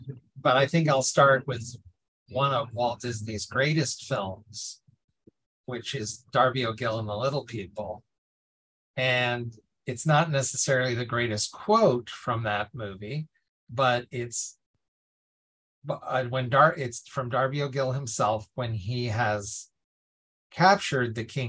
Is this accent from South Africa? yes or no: no; Ireland; I'm Irish myself.